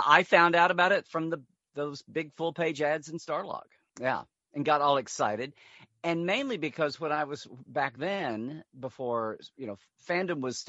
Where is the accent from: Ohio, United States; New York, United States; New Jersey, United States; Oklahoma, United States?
Oklahoma, United States; around Norman and Oklahoma City, Central; I was growing up in Oklahoma, Central Oklahoma, around Norman and Oklahoma City